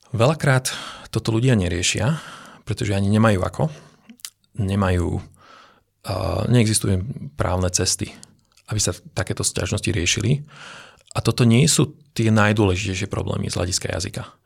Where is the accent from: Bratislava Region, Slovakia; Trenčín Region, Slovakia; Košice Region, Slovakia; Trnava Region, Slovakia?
Bratislava Region, Slovakia; Bratislava; Ja som vyrastal v Bratislave